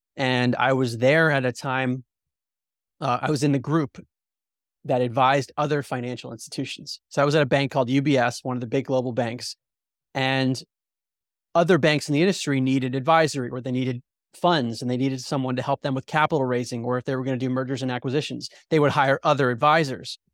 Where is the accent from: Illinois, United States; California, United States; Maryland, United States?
Maryland, United States; outside of Baltimore; also born or lived in New Jersey; I had a very mainstream outlook growing up outside of Baltimore, Maryland